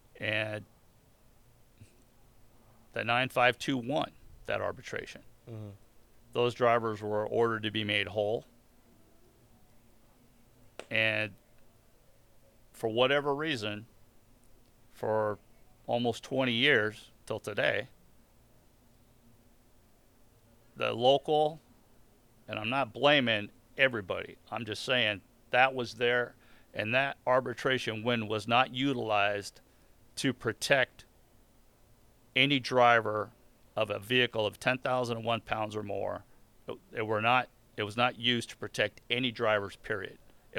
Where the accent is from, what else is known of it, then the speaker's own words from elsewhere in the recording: New Orleans, Louisiana, United States; Right? I'm from New Orleans. I got to be a Saints fan.